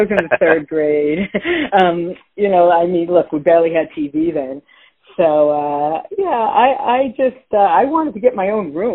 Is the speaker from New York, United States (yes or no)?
yes; Long Island, New York, United States; growing up in Long Island